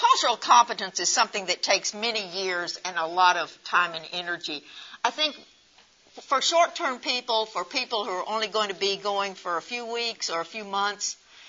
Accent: United States; And so just because we're from the United States does not make us the same.

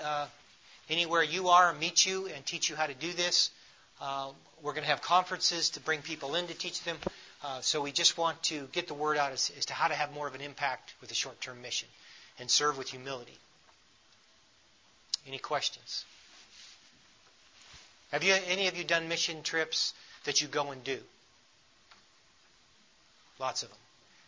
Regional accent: United States; we unknowingly come from a tremendous country

